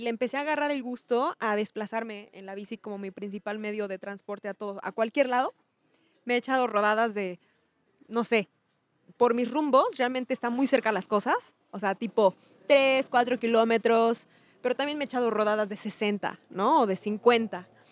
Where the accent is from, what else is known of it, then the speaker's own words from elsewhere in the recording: Chiapas, Mexico; also born or lived in State of Mexico; vivíamos en el Estado de México, o sea, yo crecí en Chiapas